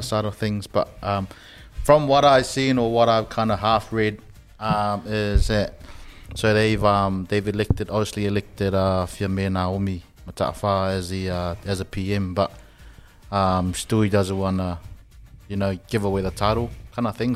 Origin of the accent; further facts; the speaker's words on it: Samoa; moved away; growing up in Samoa was um, all my aunties and uncles were, were all pretty close.